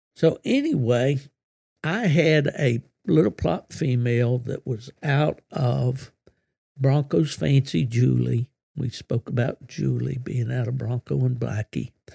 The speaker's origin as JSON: {"language": "English", "region": "West Virginia", "country": "United States", "said": "my home state of West Virginia"}